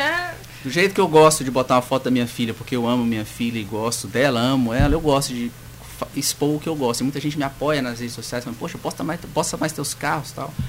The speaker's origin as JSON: {"language": "Portuguese", "town": "Imperatriz", "region": "Maranhão", "country": "Brazil", "tie": "born or raised there", "also_born_or_lived": "Belo Horizonte, Minas Gerais", "said": "Eu nasci em Imperatriz, eu sou maranhense"}